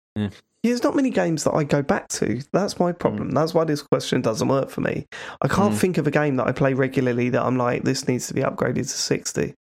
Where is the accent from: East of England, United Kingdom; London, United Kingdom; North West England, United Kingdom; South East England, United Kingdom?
London, United Kingdom; Croydon; I went to school in Croydon. I know Croydon very well